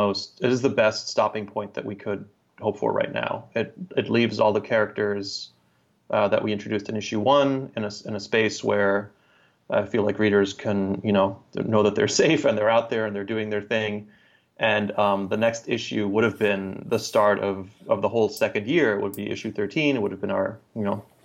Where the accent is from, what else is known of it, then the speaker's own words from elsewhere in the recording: Germany; moved away; I grew up in Germany, and there's a whole slew of kind of German YA fantasy novels that I grew up reading